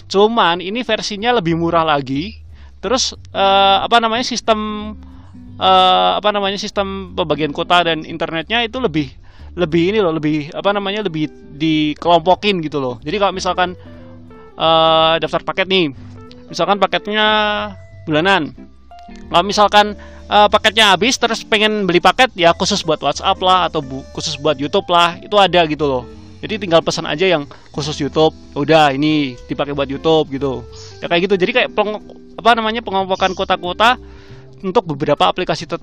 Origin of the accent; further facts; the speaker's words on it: Surakarta, Central Java, Indonesia; kalau di daerahku daerahku kan Solo ya kadang-kadang sinyal kadang-kadang putus gitu loh